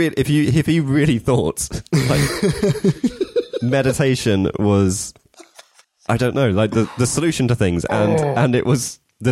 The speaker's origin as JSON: {"language": "English", "area": "Berkshire", "region": "South East England", "country": "United Kingdom", "tie": "born or raised there", "said": "I grew up in Berkshire."}